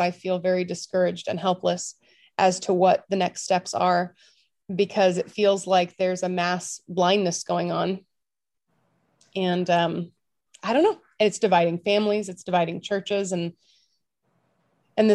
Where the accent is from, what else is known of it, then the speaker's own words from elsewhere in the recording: California, United States; moved away as an adult; also born or lived in Tulsa, Oklahoma; I'm from California